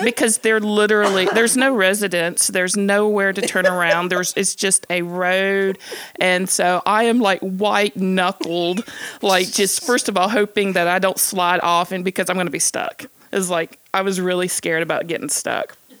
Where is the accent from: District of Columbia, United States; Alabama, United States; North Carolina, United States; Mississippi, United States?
Mississippi, United States; Columbus; moved away; also born or lived in Starkville, Mississippi; my hometown of Columbus, Mississippi